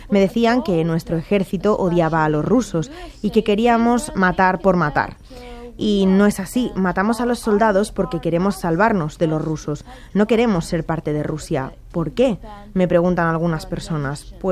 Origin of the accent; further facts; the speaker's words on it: Chernivtsi, Chernivtsi Oblast, Ukraine; ahora quiero estudiar en mi ciudad de origen, en Chernivtsi, en la Universidad de Medicina, donde estudiaron mi madre y mi tío.